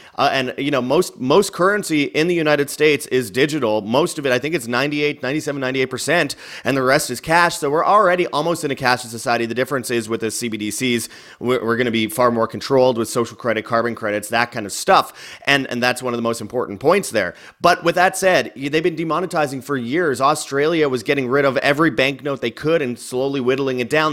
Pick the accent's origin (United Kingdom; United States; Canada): Canada; Winnipeg, Manitoba; Winnipeg, Canada, my, my hometown